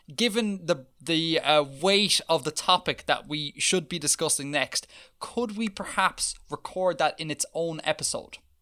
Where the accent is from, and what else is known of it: Ireland